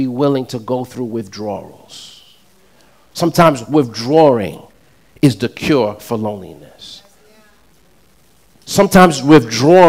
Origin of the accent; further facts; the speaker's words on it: New York City, New York, United States; I'm from Queens